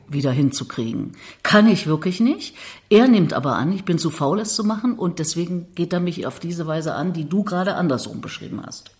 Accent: Thuringia, Germany; moved away as an adult; now in Berlin, Germany; ich bin Thüringerin bin mit 18 aus dem Haus nach mhm. Berlin

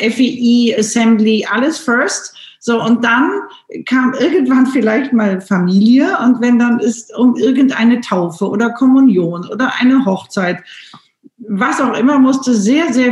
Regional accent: Wocklum, North Rhine-Westphalia, Germany; Ich bin ja in Bocklum in dem Schloss äh, groß geworden an der Seite meines Vaters

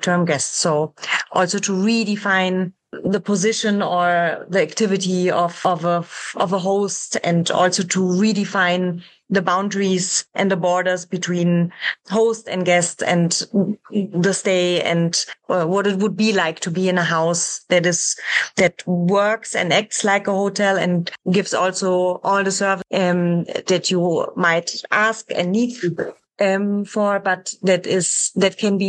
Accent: Rüsselsheim, Hesse, Germany; also born or lived in Frankfurt; I was born close to Frankfurt in a town called Rüsselsheim

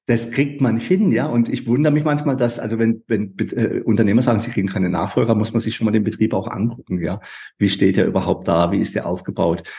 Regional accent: Baden-Württemberg, Germany; bei uns in Baden-Württemberg

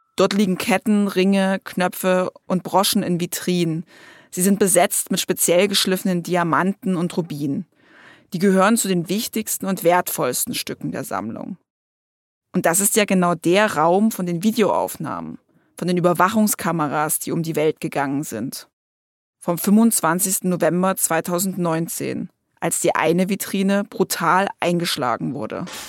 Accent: near Dresden, Saxony, Germany; ich bin selbst eine Sächsin, aufgewachsen in der Nähe von Dresden

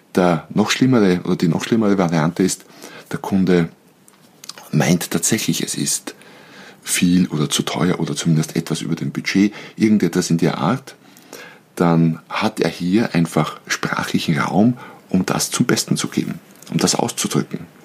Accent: Austria; bei uns in Österreich

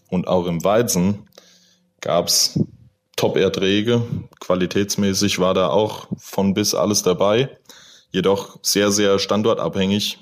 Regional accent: Wetterau, Hesse, Germany; bei uns in der Wetterau und Umgebung

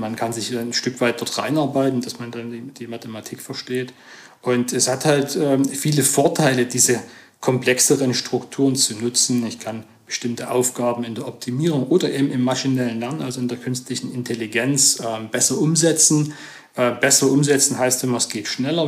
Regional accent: Stollberg, Saxony, Germany; moved away as an adult; also born or lived in Zwickau / Chemnitz / Saarbrücken; Ich komme eigentlich aus der Region Chemnitz, mhm. ähm, hört man vielleicht, ja, ich gebe mir Mühe. ähm, und äh, bin in Stolberg aufgewachsen, das mhm. ist 20 Kilometer von Chemnitz

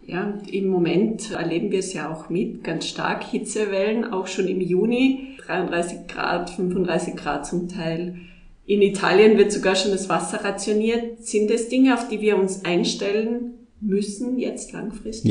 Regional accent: Tyrol, Austria; bei uns in Tirol oder in Österreich

